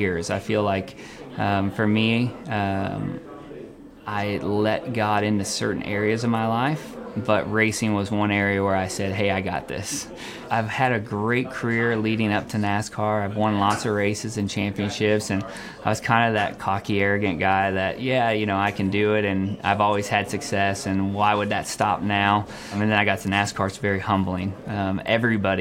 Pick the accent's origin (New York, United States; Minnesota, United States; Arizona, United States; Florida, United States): Arizona, United States; Phoenix; I grew up in Phoenix, Arizona. I was born and raised in Phoenix